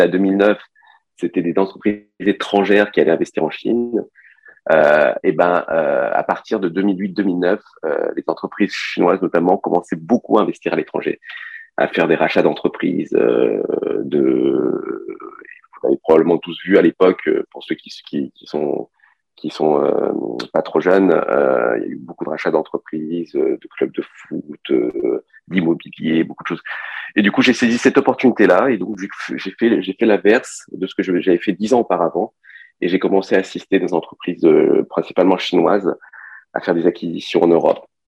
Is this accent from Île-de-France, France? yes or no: yes; Paris, Île-de-France, France; moved away as an adult; also born or lived in China / Montpellier / Canada; now in Nice, France; j'ai grandi à Paris. Moi, je, je suis, euh, suis d'origine chinoise. Je, suis arrivé en France, j'avais 6 ans. J'ai grandi à Paris